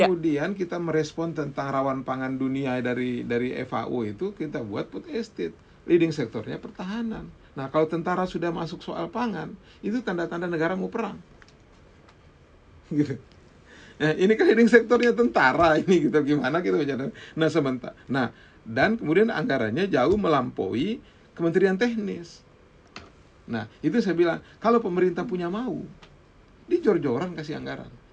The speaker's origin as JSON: {"language": "Indonesian", "town": "Sumbawa", "region": "West Nusa Tenggara", "country": "Indonesia", "tie": "born or raised there", "said": "kalau misalnya contoh di Sumbawa di kampung saya di kampung saya itu lokasi food estate-nya itu memang ada"}